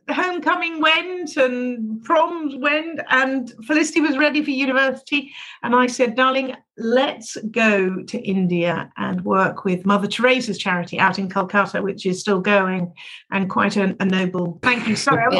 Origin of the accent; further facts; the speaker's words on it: England, United Kingdom; moved away as an adult; now in Troy, United States; We had many years in England where we never had an accent